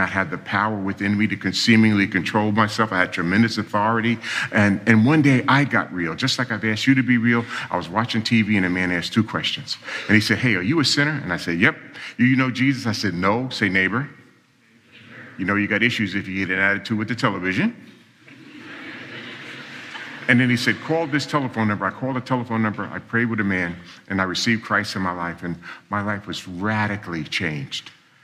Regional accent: New York City, New York, United States; I was born and raised in New York City, and I grew up in a real dysfunctional family.

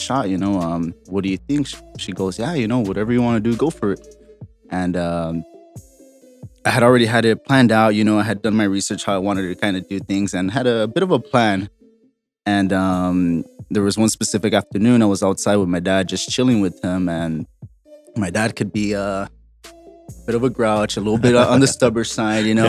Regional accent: Los Angeles, California, United States; Born and raised in Boyle Heights, right off of First Street in front of the famous Mercadito

